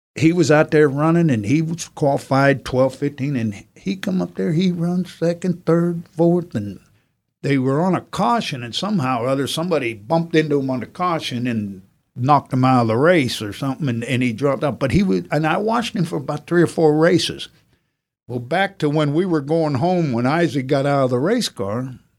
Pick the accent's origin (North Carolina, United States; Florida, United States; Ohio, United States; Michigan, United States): Ohio, United States; Youngstown; moved away; also born or lived in the Carolinas; We were raised up around Youngstown, Ohio, was all steel mills